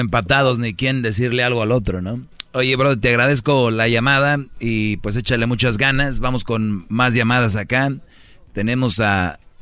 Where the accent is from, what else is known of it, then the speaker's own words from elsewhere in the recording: Monterrey, Nuevo León, Mexico; como buen regio